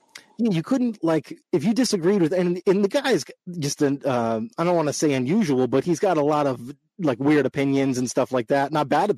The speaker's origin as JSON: {"language": "English", "town": "Boston", "region": "Massachusetts", "country": "United States", "tie": "born or raised there", "also_born_or_lived": "Los Angeles, California", "said": "I was born in Los Angeles, moved out here to Boston when I was 11. Then, I've been out here ever since"}